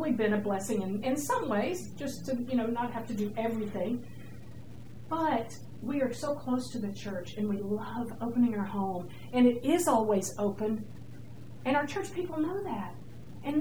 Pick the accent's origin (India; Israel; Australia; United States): United States; Georgia; now in New York, United States; I'm from Georgia